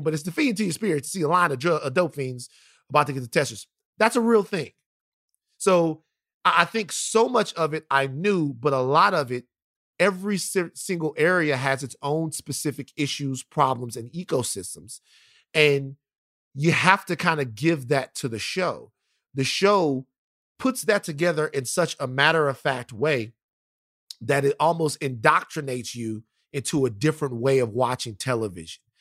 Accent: Baton Rouge, Louisiana, United States; I'm from South Baton Rouge, Louisiana.

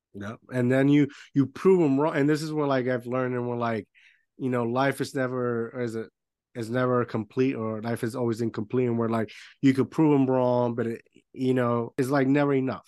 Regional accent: Puerto Rico; moved away; I grew up in Puerto Rico

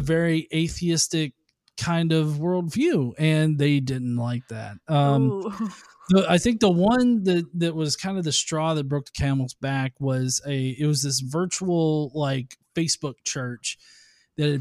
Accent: the South, United States; I'm from the South. Okay. Yeah, I've lived here all my life.

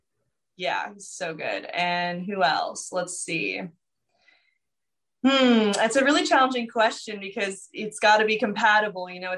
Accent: the Valley, California, United States; I'm from the Valley, so we're both like Cali people

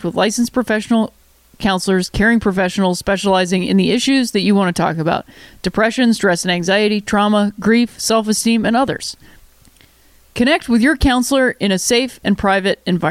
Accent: Cleveland, Ohio, United States; moved away; going back and cheering for my hometown team

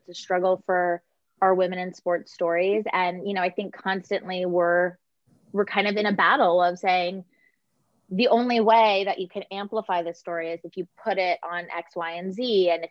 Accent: California, United States; moved away as an adult; also born or lived in Connecticut; I grew up in California. I played college golf in California.

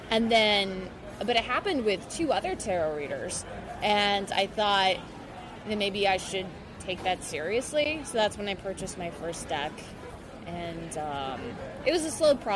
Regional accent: Pennsylvania, United States; born or raised there; now in New York, United States

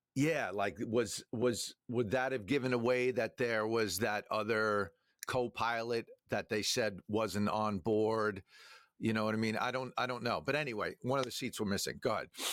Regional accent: Long Island, New York, United States; we we grew up on Long Island

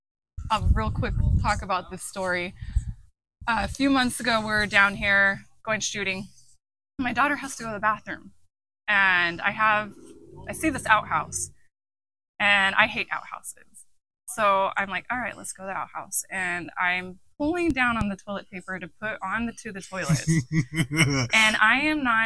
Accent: Globe, Arizona, United States; I was raised here in Arizona, Globe particularly, small town girl.

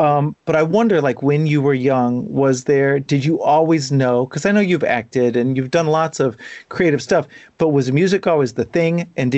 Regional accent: Ohio, United States; So those days growing up in Ohio, I'm kind of obsessed with artists who come from Ohio

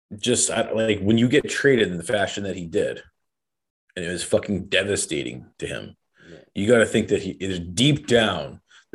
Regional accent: Calgary, Alberta, Canada; okay, well, I'm from Calgary, okay?

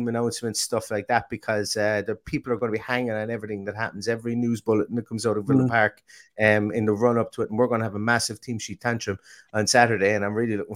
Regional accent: Limerick, Munster, Ireland; born or raised there; moved away

